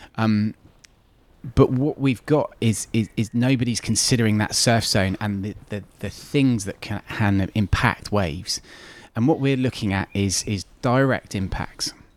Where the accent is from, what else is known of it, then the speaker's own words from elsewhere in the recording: North Devon, South West England, United Kingdom; I grew up in North Devon, um, as I said, it, it raised me